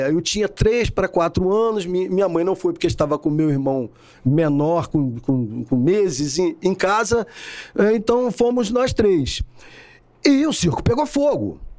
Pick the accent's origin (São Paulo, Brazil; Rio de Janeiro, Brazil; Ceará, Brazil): Rio de Janeiro, Brazil; São Gonçalo; eu sou de São Gonçalo, sou um filho de São Gonçalo, nasci em 1958.